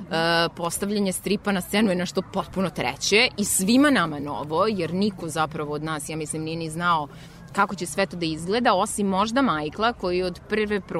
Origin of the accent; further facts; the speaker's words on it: Novi Sad, Vojvodina, Serbia; Novi Sad je moj rodni grad